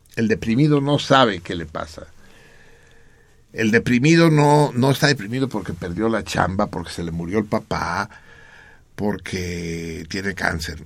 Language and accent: Spanish; Mexico City, Mexico; la Náhuac, que es donde yo nací